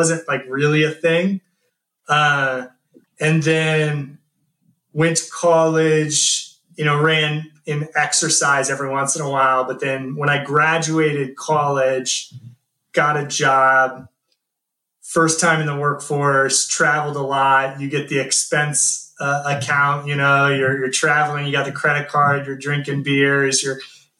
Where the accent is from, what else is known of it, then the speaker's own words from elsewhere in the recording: Columbus, Nebraska, United States; also born or lived in Lincoln, Nebraska; I'm actually from Lincoln, Nebraska, or Columbus, Nebraska, but went to school at University of Lincoln